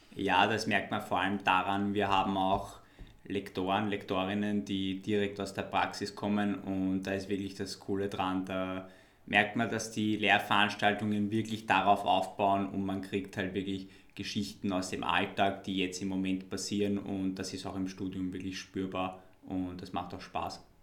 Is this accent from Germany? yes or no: no; Wiener Neustadt, Lower Austria, Austria; für mich als Wiener Neustädter